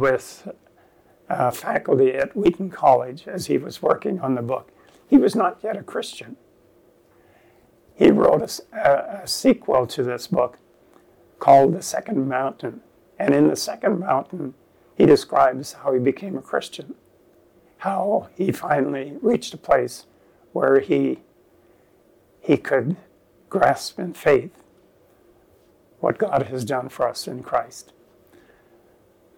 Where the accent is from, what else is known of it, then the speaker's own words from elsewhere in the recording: Virgil, Ontario, Canada; the church that I grew up in Ontario, in Virgil